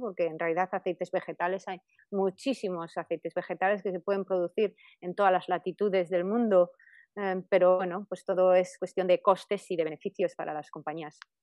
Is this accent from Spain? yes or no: yes; Spain; moved away; allí en España, muy cerca de mi pueblo